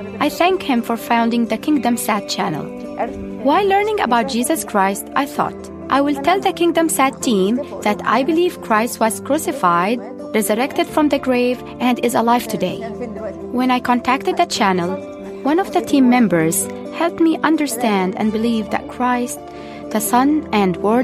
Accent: Egypt; I'm a pharmacist from Egypt. I grew up Muslim in a Muslim

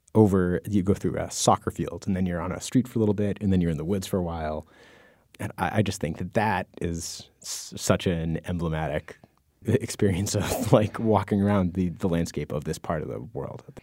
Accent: United States; I grew up in the Mass New Hampshire border

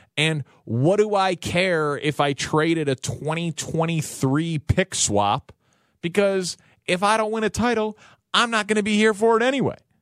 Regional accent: Chicago, Illinois, United States; I'm a Bulls fan as a child growing up in Chicago in the nineties

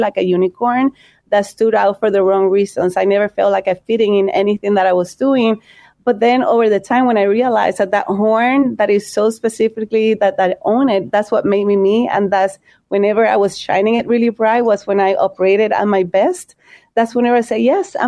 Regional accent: Puerto Rico; moved away as an adult; also born or lived in Chicago; now in United States; I'm from Puerto Rico.

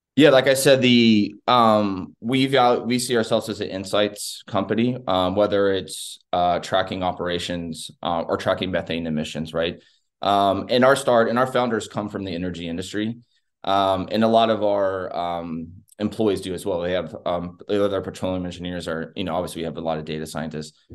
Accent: Texas, United States; I'm a Texan, not just an American

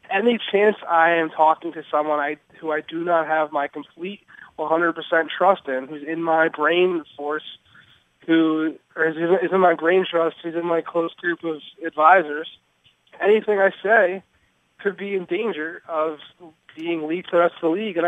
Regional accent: Philadelphia, Pennsylvania, United States; now in Boston, United States; I'm from Philly

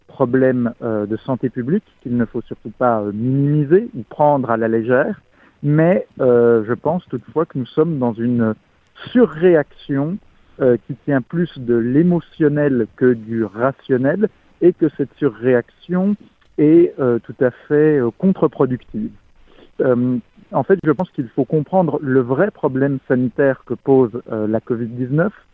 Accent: France; en tant que Français

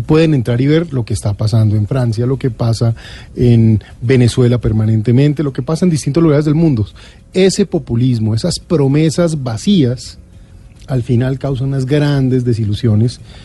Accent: Colombia; confío en mi, patria, confío en mi pueblo, confío en Colombia.

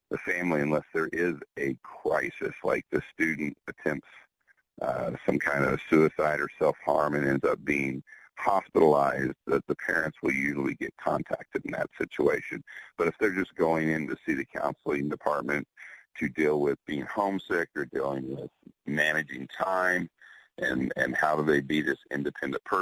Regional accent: Oklahoma City, Oklahoma, United States; also born or lived in Houston; now in Austin, United States; I don't I don't live in Houston anymore, and we're in Austin, or I'm from Oklahoma City, and they won't you know, write me the script here because I'm here in Texas.

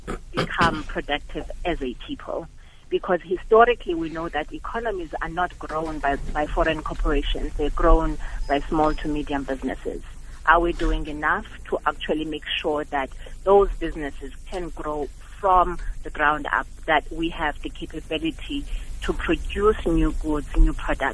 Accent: South Africa; South African citizens

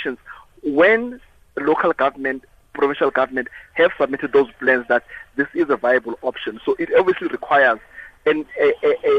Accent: South Africa; my patriotism as a South African

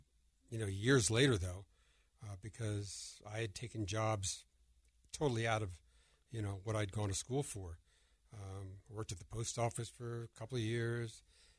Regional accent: Princeton, New Jersey, United States; moved away; I was hired in my hometown of Princeton, New Jersey

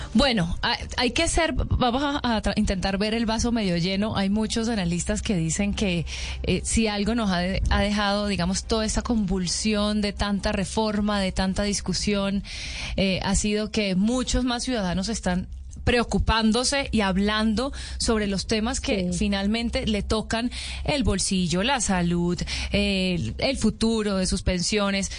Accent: Venezuela; yo soy venezolana

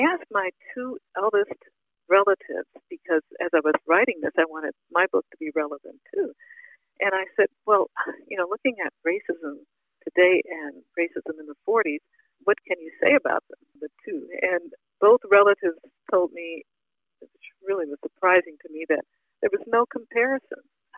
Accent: the South, United States; Growing up in the Jim Crow South was really one of the most difficult topics to write about

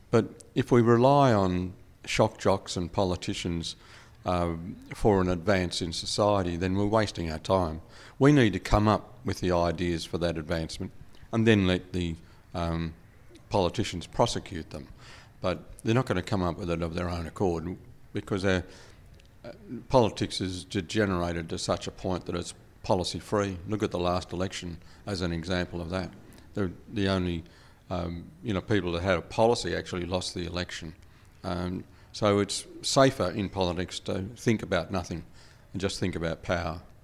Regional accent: Australia; I'm an Australian. I was educated in Australia

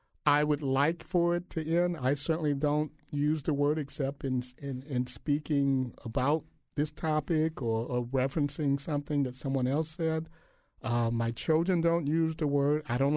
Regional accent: Illinois, United States; my parents are from Mississippi, and I was born and raised in Illinois.

